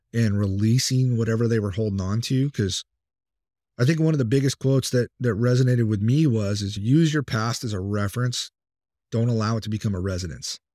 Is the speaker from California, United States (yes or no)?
yes; Temecula, California, United States; moved away as an adult; now in Virginia, United States; I've got a buddy of mine that does live out here that I grew up with in California